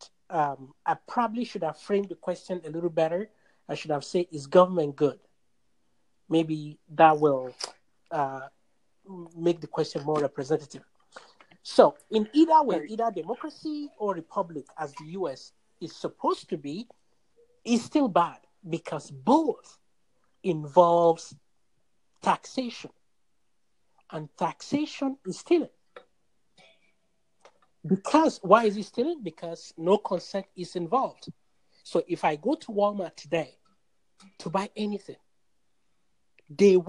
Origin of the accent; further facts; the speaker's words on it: Nigeria; now in United States; I am originally from Nigeria, but I am in the U.S. now